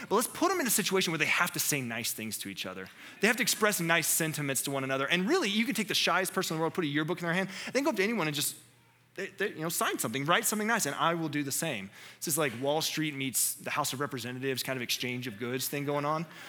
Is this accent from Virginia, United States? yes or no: no; North Carolina, United States; I'm from North Carolina